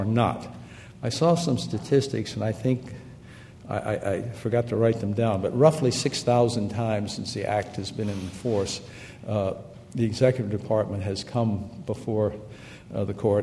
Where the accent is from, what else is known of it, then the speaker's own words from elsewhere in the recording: South Carolina, United States; I grew up in South Carolina